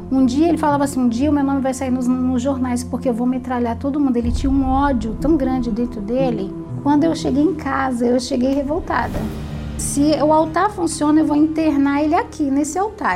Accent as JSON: {"language": "Portuguese", "region": "Maranhão", "country": "Brazil", "tie": "born or raised there", "said": "Eu nasci no Maranhão."}